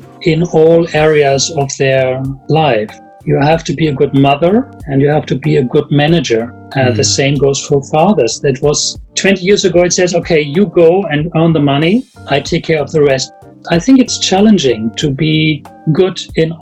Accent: Germany; English is a second language; I'm from Germany

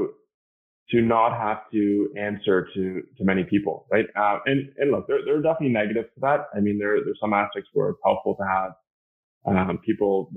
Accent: Canada; I'm Canadian

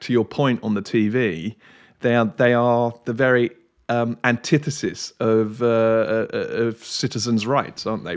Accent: United Kingdom

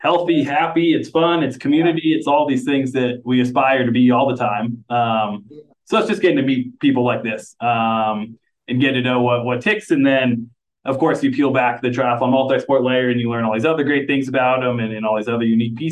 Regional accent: Portland, Oregon, United States; growing up in Portland

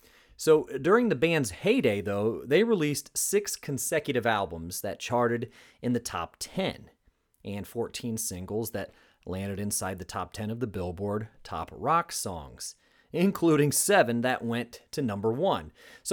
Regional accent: Cleveland, Ohio, United States; I grew up in Cleveland, and I remember going to my great aunt's house for Thanksgiving.

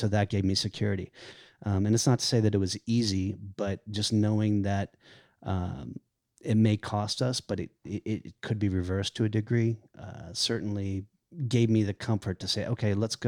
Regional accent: the South, United States; And I grew up in the South, and I like that.

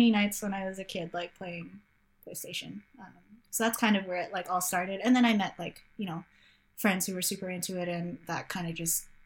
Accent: Canada; uh, so I'm a Filipino Canadian. Uh, parents were immigrants.

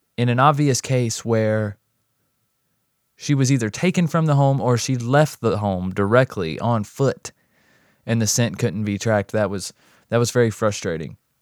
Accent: North Carolina, United States; I'm actually from the North Carolina area myself

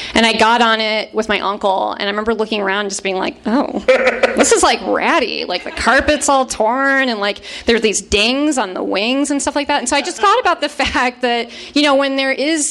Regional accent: Chicago suburbs, Illinois, United States; I grew up in the Chicago suburbs in the 90s.

